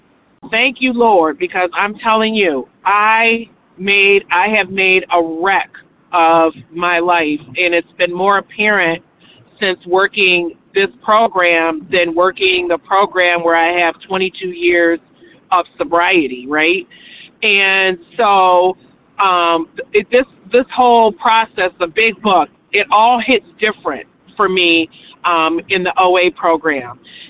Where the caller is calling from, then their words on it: Michigan, United States; I'm calling in from Michigan.